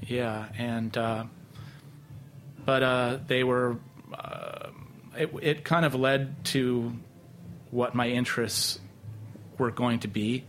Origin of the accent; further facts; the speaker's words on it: New York, United States; I was from New York